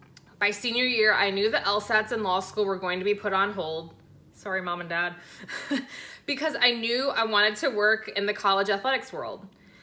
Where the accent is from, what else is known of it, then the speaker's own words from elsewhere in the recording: Ann Arbor, Michigan, United States; My story begins in my hometown of Ann Arbor, Michigan, home of the Michigan Wolverines.